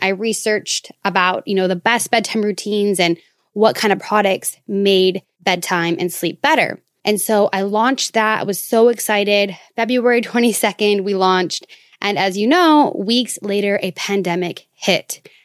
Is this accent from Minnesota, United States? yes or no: yes; Minnesota, United States; moved away; my home state of Minnesota